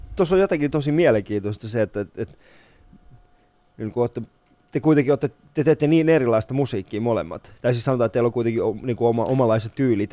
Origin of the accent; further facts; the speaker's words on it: Vantaa, Uusimaa, Finland; mä oon Hakunilasta, niin Hakunilla on Suomen ainoa katuuskottavin paikka